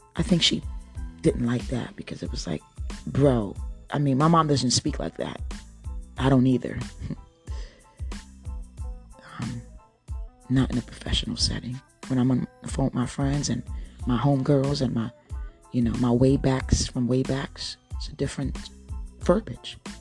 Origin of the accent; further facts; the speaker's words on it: Cape May County, New Jersey, United States; moved away; I grew up in Cape May County